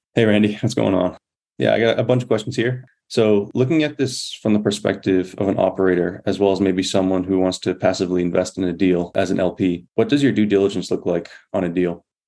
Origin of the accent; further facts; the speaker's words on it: Massachusetts, United States; moved away as an adult; my home state, Massachusetts